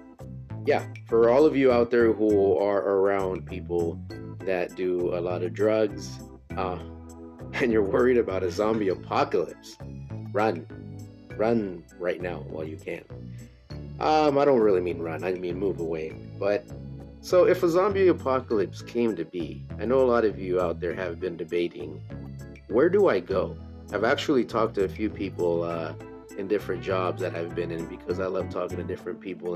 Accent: California, United States; I'm from California

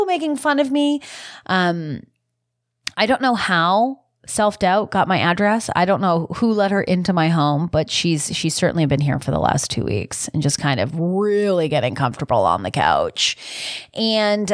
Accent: Canada; being Canadian

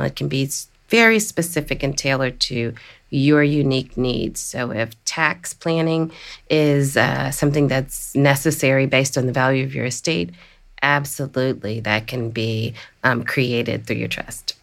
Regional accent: Washington, District of Columbia, United States; the District of Columbia, my hometown

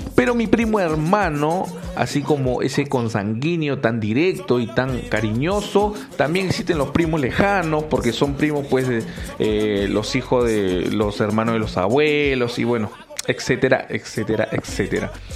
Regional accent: Peru; En mi país, Perú

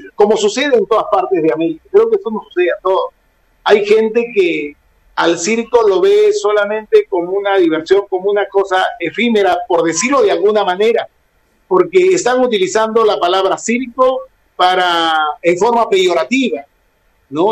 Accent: Peru; Aquí en mi país

